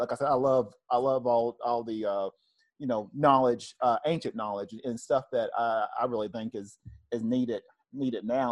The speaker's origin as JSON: {"language": "English", "region": "Tennessee", "country": "United States", "moved": "yes", "said": "I'm originally from the South, I'm from Tennessee"}